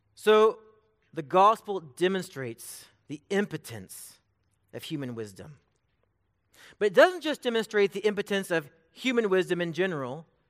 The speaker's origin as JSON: {"language": "English", "town": "Bakersfield", "region": "California", "country": "United States", "moved": "yes", "lives_now": "Emporia, United States", "said": "I'm from Bakersfield, California."}